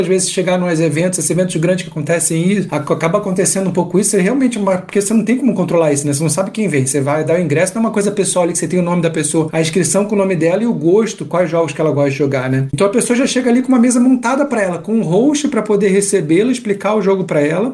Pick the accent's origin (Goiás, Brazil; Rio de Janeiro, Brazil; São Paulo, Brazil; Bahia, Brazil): Rio de Janeiro, Brazil; moved away as an adult; now in Curitiba, Brazil; Eu sou carioca, não sou curitibano, então eu, eu vim pra cá, vou fazer, fiz 10 anos agora de Curitiba